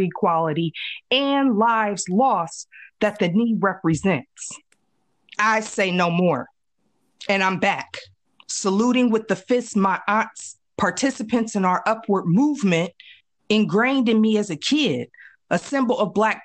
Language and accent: English; Midwest, United States; I grew up in the Midwest, AKA the New South